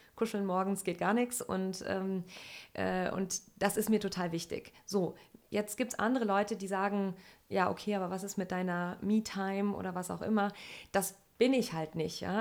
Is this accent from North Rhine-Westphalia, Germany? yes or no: yes; Sauerland, North Rhine-Westphalia, Germany; ich komme aus dem Sauerland in NRW, also ganz ländlich aufgewachsen